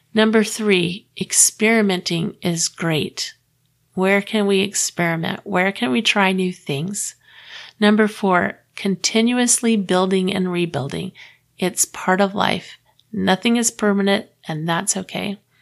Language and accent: English; Clearwater, Florida, United States; moved away as an adult; also born or lived in Texas; I grew up in Clearwater, Florida